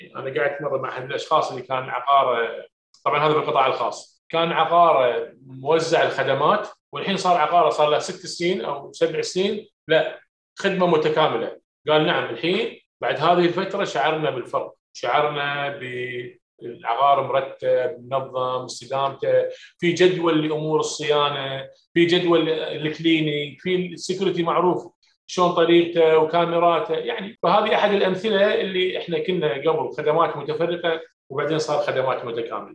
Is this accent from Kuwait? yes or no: yes; Kuwait; هنا عندنا في الكويت